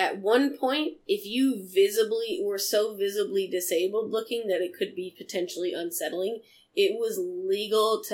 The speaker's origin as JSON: {"language": "English", "region": "Montana", "country": "United States", "tie": "born or raised there", "said": "I grew up in Montana."}